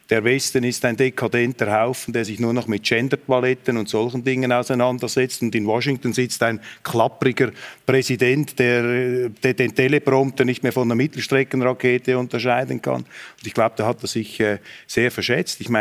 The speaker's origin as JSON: {"language": "German", "country": "Switzerland", "said": "dass ich hier als Schweizer fast auf Handshake-Distanz zu Karl Habsburg sitze."}